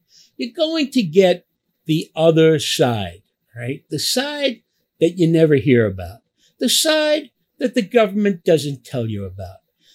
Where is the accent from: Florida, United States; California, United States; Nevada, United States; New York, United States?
New York, United States; New York City; also born or lived in Little Italy, Manhattan; I grew up in a place called Knickerbocker Village, what we called the Fourth Ward